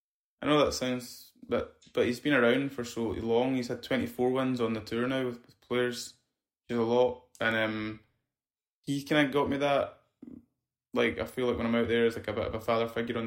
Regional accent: Scotland, United Kingdom; You know, I'm Scottish.

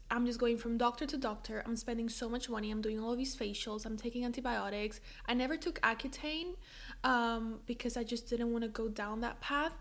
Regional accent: Spain; moved away as an adult; also born or lived in London; I moved from Spain to London for university

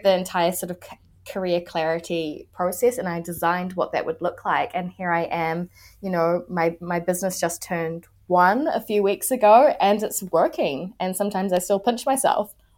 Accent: New Zealand; I am a New Zealander

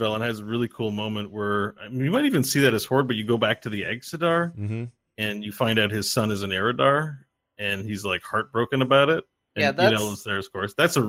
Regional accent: Canada; I'm from Canada.

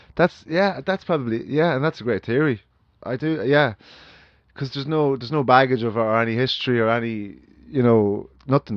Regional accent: Ireland; as Irish people

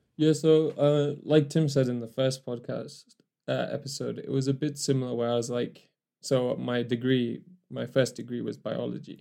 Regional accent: Kenya; moved away as an adult; also born or lived in Newcastle, England; I was born in Kenya

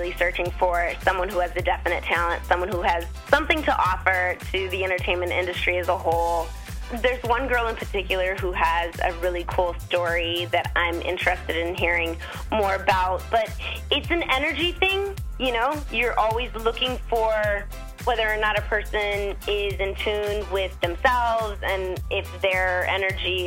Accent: Arizona, United States; I'm from Arizona in the States. And, you know, just a good old country Western girl.

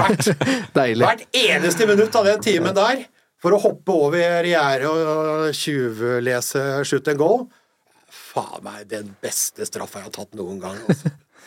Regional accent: Hamar, Innlandet, Norway; also born or lived in Eide, Nordmøre; Jeg kom som innflytter til Hamar da, mm. i 68, sommeren 68. Begynte i andre klasse på, på Rollsløkka skole på, på, på Hamar

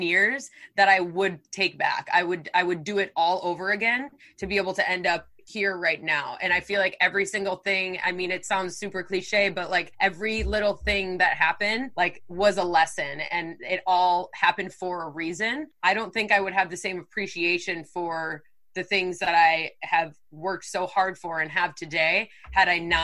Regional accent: Wisconsin, United States; moved away as an adult; also born or lived in Texas; now in California, United States; I'm from Wisconsin. So I grew up in like very small town, Wisconsin.

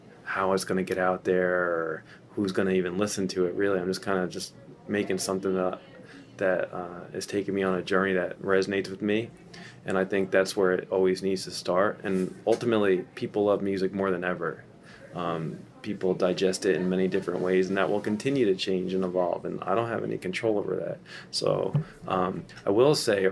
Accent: New Jersey, United States; moved away; we're from Jersey

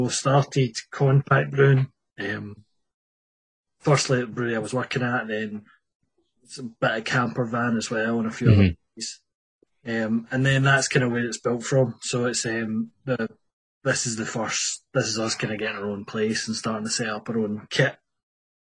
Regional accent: Paisley, Scotland, United Kingdom; also born or lived in Inverness; I'm from Paisley, my wife's from Paisley, like that was always like where we were going to end up settling down.

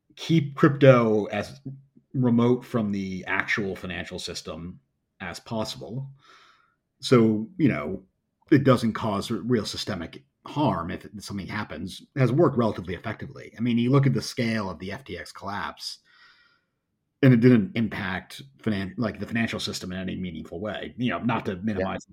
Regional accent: United States; as an American

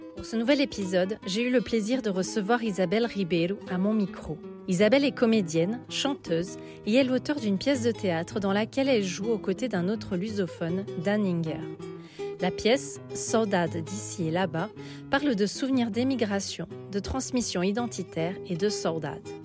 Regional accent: France; Je suis née en France, mais j'ai toujours eu la tête au Portugal

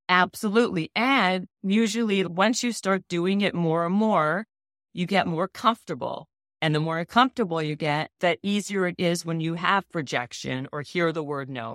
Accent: Winnipeg, Manitoba, Canada; moved away; I'm Canadian and I was from Winnipeg, living in Winnipeg

